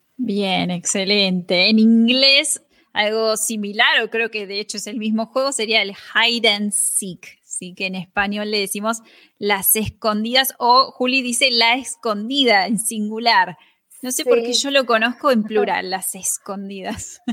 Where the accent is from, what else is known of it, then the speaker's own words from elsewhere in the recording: Argentina; Ella es argentina, como yo